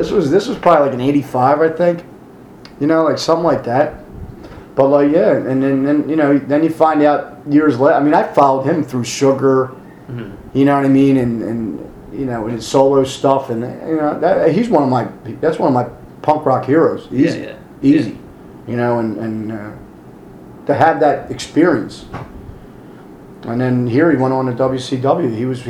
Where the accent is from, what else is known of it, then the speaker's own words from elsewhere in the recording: Minneapolis, Minnesota, United States; Oh, we're from Minneapolis, man. We know about Bob Backlund.